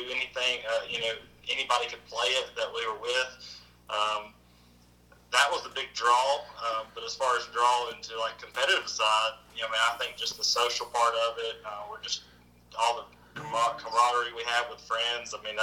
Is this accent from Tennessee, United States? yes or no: yes; Tennessee, United States; the state of Tennessee, which is my home state